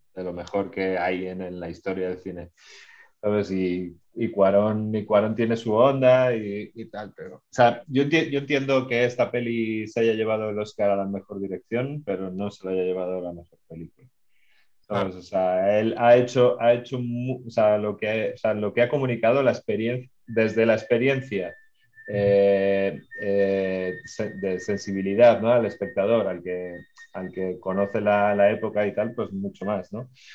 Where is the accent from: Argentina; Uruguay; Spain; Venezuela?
Spain; accent: Spanish (Spain); now in Mexico; yo soy medio mexicano, mi madre es mexicana, me siento muy mexicano, no quiero que suene mal con mi acento español